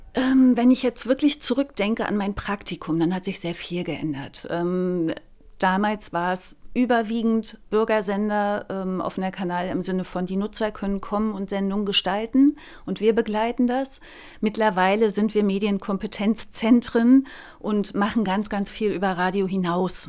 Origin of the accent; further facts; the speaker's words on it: Güstrow, Mecklenburg-Vorpommern, Germany; also born or lived in Neubrandenburg; in Güstrow bin ich geboren und in Neubrandenburg habe ich dann Sozialpädagogik studiert